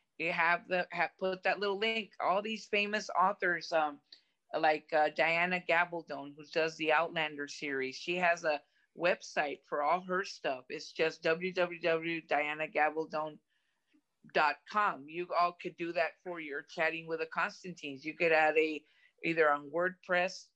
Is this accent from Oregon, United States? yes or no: no; Brownsville, Texas, United States; I grew up in Brownsville, Texas, so I grew up Hispanic, and I speak both languages